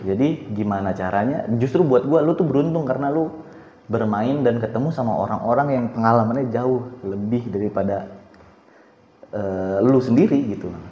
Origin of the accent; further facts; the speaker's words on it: Jakarta, Indonesia; kan gue orang Jakarta ya maksudnya asli situ lah